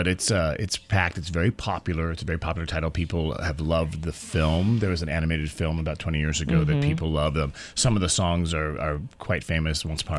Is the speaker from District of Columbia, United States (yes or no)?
no; Palm Springs, California, United States; moved away as an adult; now in New York, United States; I'm a Californian. I grew up in Palm Springs, California.